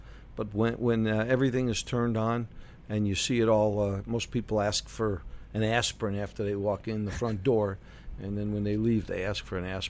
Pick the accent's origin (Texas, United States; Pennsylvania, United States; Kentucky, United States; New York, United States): New York, United States; New York City; moved away as an adult; also born or lived in Miami / Chicago; I'm originally from New York City.